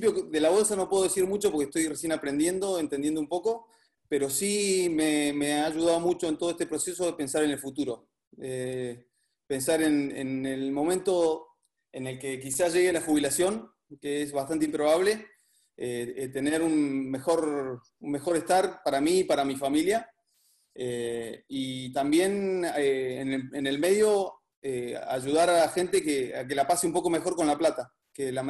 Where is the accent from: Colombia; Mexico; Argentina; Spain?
Argentina; Comodoro Rivadavia, Chubut; De Comodoro Rivadavia.